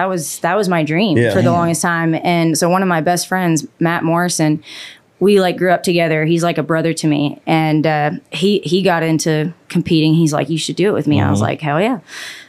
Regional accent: Canada; no, honestly, you know what? I love where I grew up.

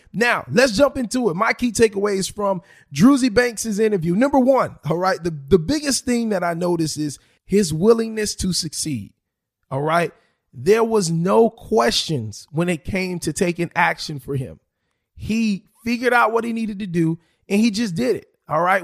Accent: South Florida, United States; I am born and raised in South Florida

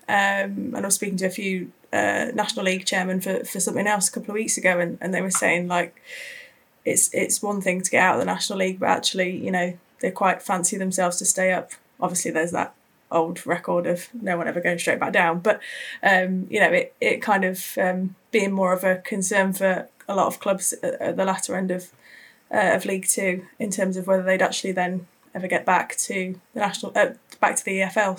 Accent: Wiltshire, South West England, United Kingdom; moved away; I'm from Wiltshire originally

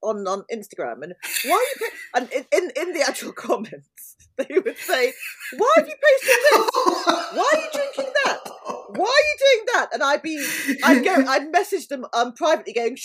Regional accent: London, United Kingdom; moved away as an adult; also born or lived in Bristol; I was born in South London and have lived in London. Apart from 3 years in Bristol where I went to university, I've always been in London.

